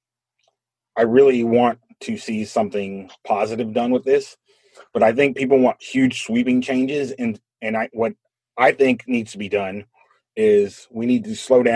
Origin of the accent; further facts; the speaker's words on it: United States; we have so much pride in being America